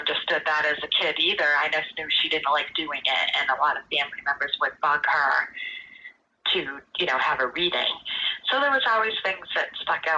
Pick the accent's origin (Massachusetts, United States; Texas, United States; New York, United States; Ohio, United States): Massachusetts, United States; North Brookfield; when we were growing up in North Brookfield